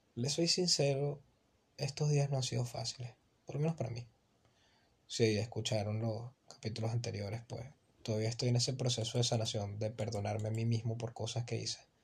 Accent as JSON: {"language": "Spanish", "country": "Venezuela", "said": "yo soy un muchacho de Venezuela."}